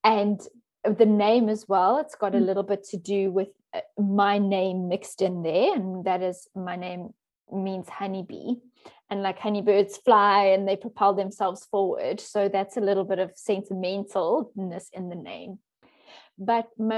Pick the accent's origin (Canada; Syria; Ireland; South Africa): South Africa; Johannesburg, Gauteng; moved away as an adult; also born or lived in Cape Town, South Africa; now in Netherlands; I was born in South Africa, and I grew up in Johannesburg